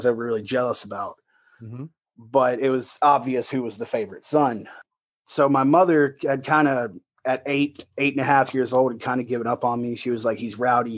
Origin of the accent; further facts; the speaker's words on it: Loxley, Alabama, United States; moved away as an adult; also born or lived in Fort Scott, Kansas; I'm born and raised in Alabama. I was raised in a little city called Locksley.